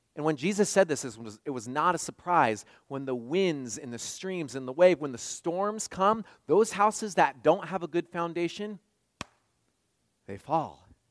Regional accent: West Coast, United States; moved away; I grew up on the West Coast

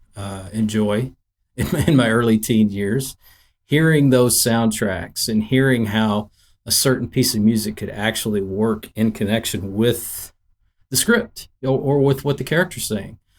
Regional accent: Nashville, Tennessee, United States; growing up in Nashville, Tennessee

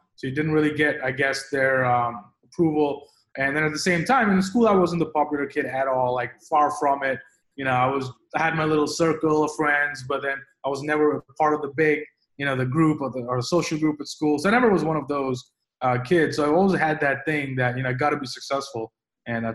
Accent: Delhi, India; moved away as an adult; also born or lived in London, United Kingdom; now in New York, United States; I grew up in India. I grew up in Delhi, the capital of India. So I was there until I was 18

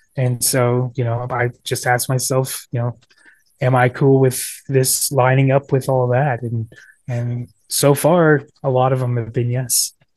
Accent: Ashland, Kansas, United States; moved away as an adult; also born or lived in Northern Virginia; Ashland, Kansas, my hometown

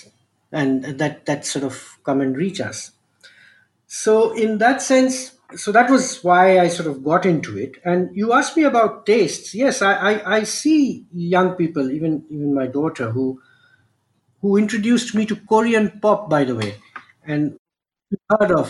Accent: Kolkata, West Bengal, India; born and brought up in Calcutta

